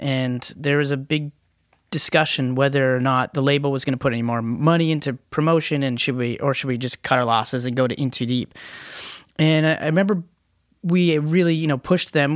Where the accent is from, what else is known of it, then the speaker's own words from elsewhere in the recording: Canada; we're Canadians